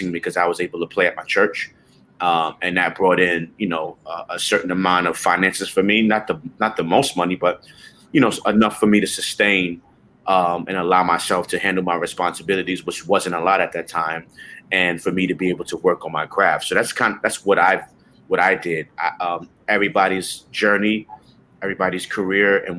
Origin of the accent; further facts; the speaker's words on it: New York City, New York, United States; I grew up in the Bronx, 169th. Washington Avenue, which they called the Nine. So I grew up in the Bronx